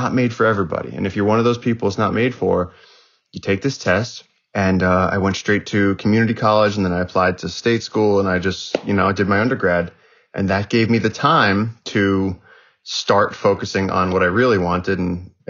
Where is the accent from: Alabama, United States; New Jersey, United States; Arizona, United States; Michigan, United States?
New Jersey, United States; northern; also born or lived in Brooklyn, New York; I was born in Brooklyn, and my parents wanted to get away from the city, so they moved to like northern New Jersey, and so I had access to a lot of forest